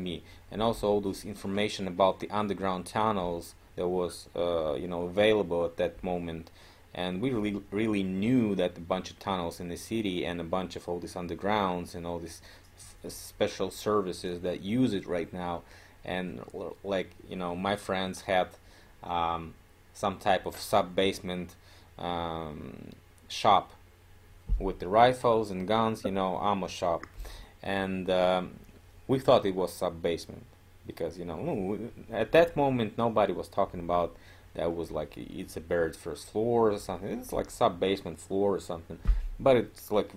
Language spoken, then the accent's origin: English; Omsk, Omsk Oblast, Russia; Omsk, my hometown